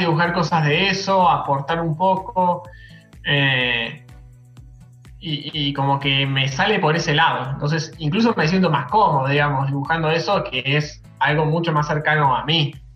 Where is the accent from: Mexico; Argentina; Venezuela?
Argentina; Mar del Plata, Buenos Aires Province; moved away as an adult; now in Córdoba, Argentina; soy de Mar del Plata, actualmente vivo en Córdoba